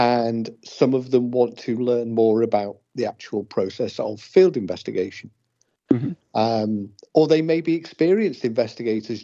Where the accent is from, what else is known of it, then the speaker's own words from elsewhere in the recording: England, United Kingdom; now in Wales, United Kingdom; I'm English